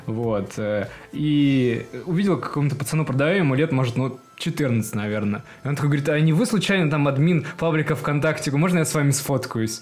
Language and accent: Russian; Perm, Perm Krai, Russia; откуда я родом? Из Перми